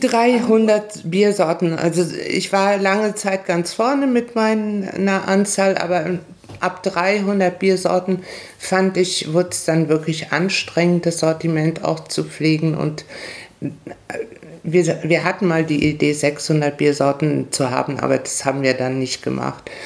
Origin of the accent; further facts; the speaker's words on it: Paraguay; moved away as an adult; also born or lived in Hamburg, Germany; now in Prignitz, Germany; ich bin mit 20 aus Paraguay nach Deutschland gekommen